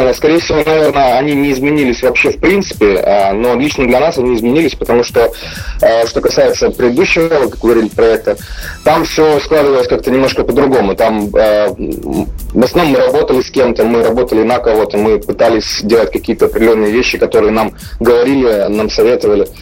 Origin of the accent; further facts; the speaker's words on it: Ukraine; мы группа …, а, мы из Украины